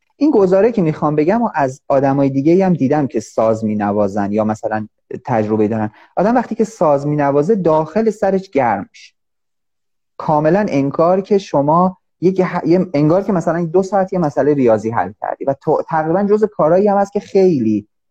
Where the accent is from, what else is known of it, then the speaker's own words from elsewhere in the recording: Iran; من مثلا به عنوان یه ایرانی